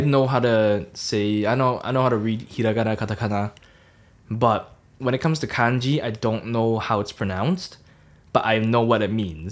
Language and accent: English; Hong Kong; now in Norwich, United Kingdom; I'm from Hong Kong, and I've been in the U K, gosh, for seven years now